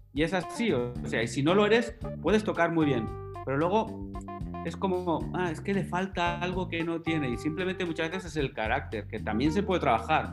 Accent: Alcañiz, Aragon, Spain; estando en Alcañiz, en mi pueblo natal

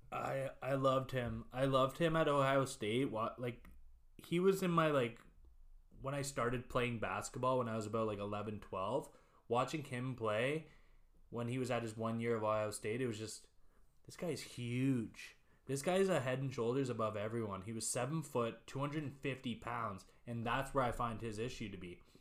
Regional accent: Canada; We're from Canada here

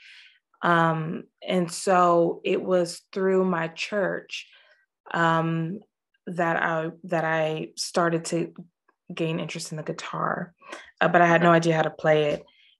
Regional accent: Los Angeles, California, United States; moved away as an adult; now in Scotland; I grew up in Los Angeles. Okay. Born and bred.

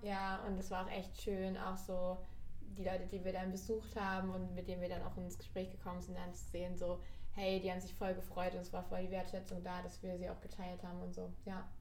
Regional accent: Erzgebirge, Saxony, Germany; moved away as an adult; now in Berlin, Germany; ich komme aus dem Erzgebirge, aus Sachsen.

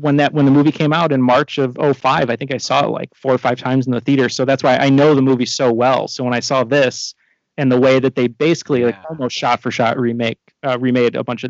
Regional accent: United States; He's like, are you American? I was like, yeah.

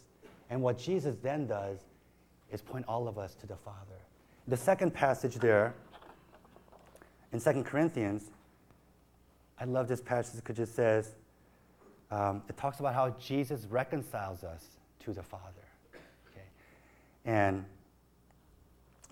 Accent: Chicago, Illinois, United States; moved away; growing up in Chicago

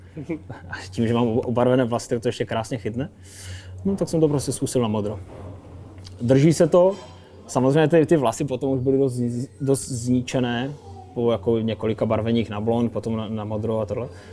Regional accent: Kopřivnice, Moravian-Silesian Region, Czechia; also born or lived in North America; now in Ostrava, Czechia; nejsem jsem z Kopřivnice

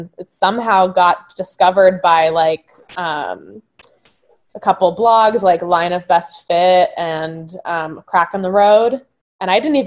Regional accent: Marina del Rey, California, United States; moved away as an adult; now in Brooklyn, United States; I'm originally from Los Angeles. I grew up in Marina Del Rey.

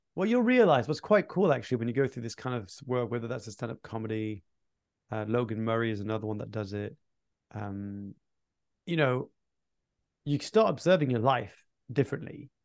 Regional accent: Fontainebleau, Île-de-France, France; My mum started this Anglophone section in, in southeast of Paris in Fontainebleau, my hometown.

